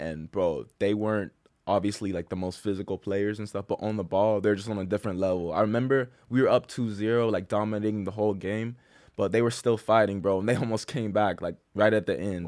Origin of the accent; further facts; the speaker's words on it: Titusville, Florida, United States; also born or lived in Cocoa Beach, Florida; I'm from Titusville, Florida